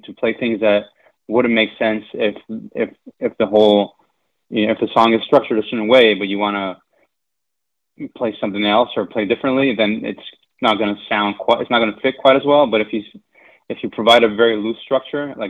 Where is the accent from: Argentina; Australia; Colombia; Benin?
Argentina; moved away; I'm from Argentina, so I grew up listening to a lot of …